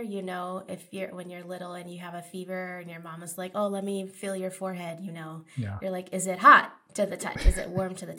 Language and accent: English; East Coast, United States; now in Los Angeles, United States; I'm from the East Coast